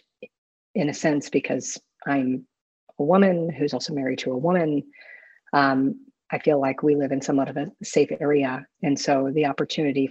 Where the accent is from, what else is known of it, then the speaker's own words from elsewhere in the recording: Florida, United States; now in Austin, United States; I grew up with a grandfather who was deeply into the Baptist church growing up in Florida